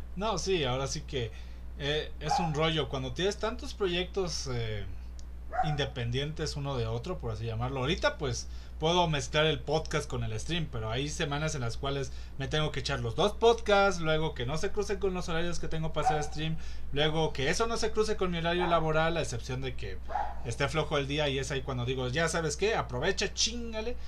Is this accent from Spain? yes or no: no; Mexico; aquí en México